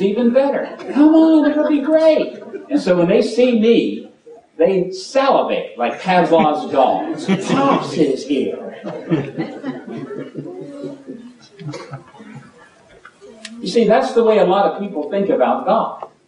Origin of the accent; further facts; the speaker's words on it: Virginia, United States; now in Alabama, United States; I come from Virginia